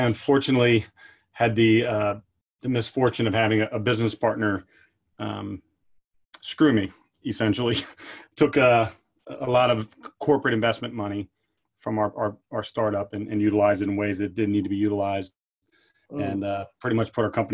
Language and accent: English; Pottstown, Pennsylvania, United States; Growing up in Pottstown